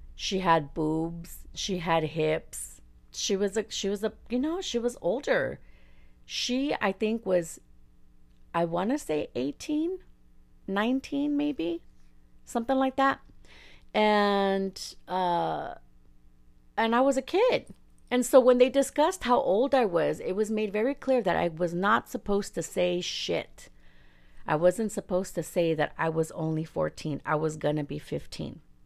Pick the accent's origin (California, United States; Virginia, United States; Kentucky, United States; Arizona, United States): California, United States; La Puente; first language Spanish; English is a second language; I'm from La Puente